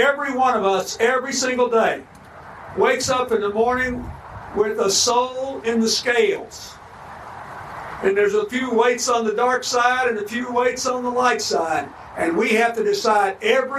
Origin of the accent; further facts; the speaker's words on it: Arkansas, United States; when I was a boy growing up in Arkansas